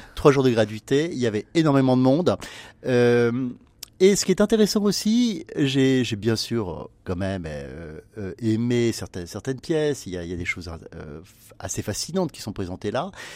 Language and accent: French; Brittany, France; en tant que breton